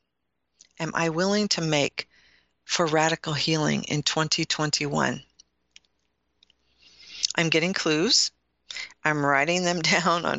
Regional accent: Midwest, United States; You can tell I'm from the Midwest, when I say root, some people say root, I say root.

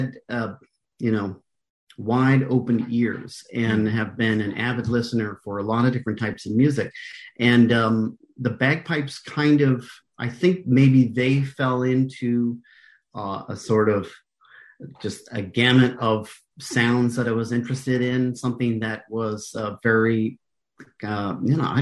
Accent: United States; also born or lived in Canada / New York; now in California, United States; since I'm American

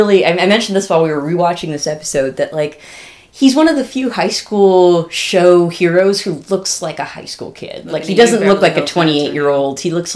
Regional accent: Northern California, United States; I think both of us are from California. We're from Northern California

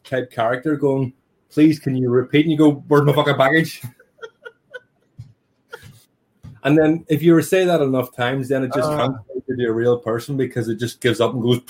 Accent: Northern Ireland, United Kingdom; also born or lived in United States; now in Manchester, United Kingdom; being brought up as a Northern Irish Protestant

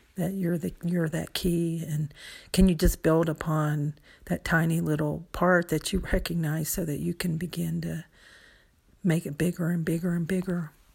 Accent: United States; growing up in the United States

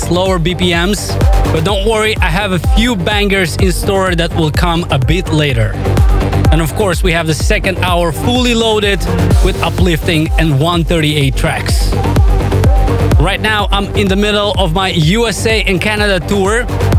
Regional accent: Moldova; my home country of Moldova

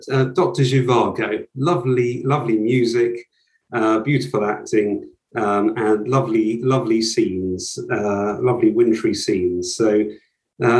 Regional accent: Brighton and Hove, South East England, United Kingdom; I grew up in Brighton and Hove

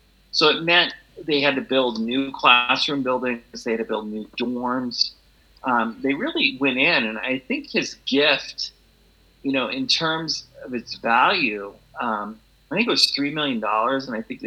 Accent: Oregon, United States; moved away as an adult; also born or lived in Southern California / Switzerland / Delaware; now in Exeter, United States; I grew up in Oregon and then went to school in Southern California

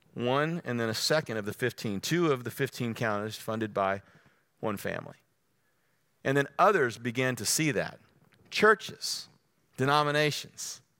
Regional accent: Texas, United States; I'm from the Lone Star State.

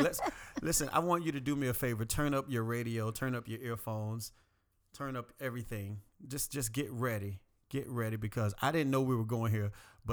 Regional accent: Florida, United States; The only issue is I'm from South Florida, not country at all, very city.

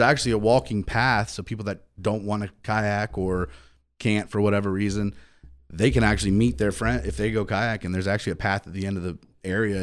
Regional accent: Ocean Springs, Mississippi, United States; I'm from Ocean Springs

